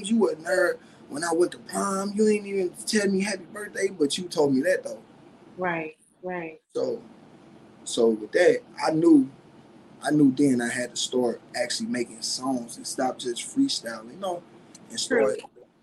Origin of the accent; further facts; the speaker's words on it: St. Louis, Missouri, United States; accent: country; I'm from St. Louis, 314, Missouri. You know, the west side, the ratchet part